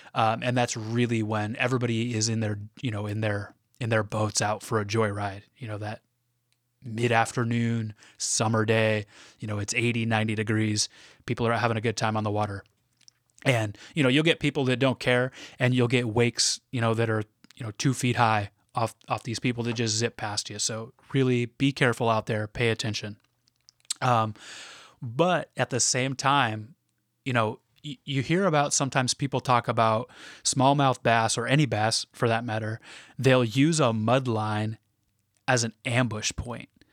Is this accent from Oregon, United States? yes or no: yes; Portland, Oregon, United States; I'm from the Portland area in Oregon